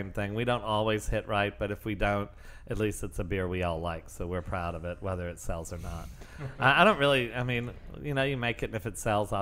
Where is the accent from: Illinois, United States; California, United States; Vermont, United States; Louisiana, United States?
Louisiana, United States; New Orleans; I'm from New Orleans